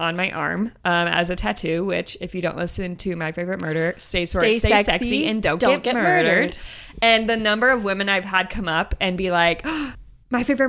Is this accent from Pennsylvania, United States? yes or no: no; Texas, United States; now in Oklahoma, United States; Like, we're in Oklahoma. I grew up in Texas.